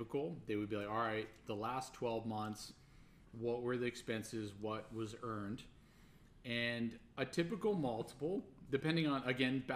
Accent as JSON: {"language": "English", "country": "Canada", "said": "being Canadian"}